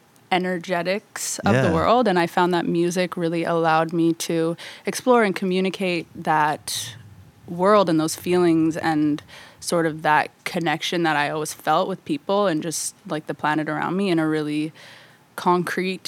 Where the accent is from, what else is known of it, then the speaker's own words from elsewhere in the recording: Vancouver, British Columbia, Canada; I am from Vancouver, Canada. I was born there in 1994.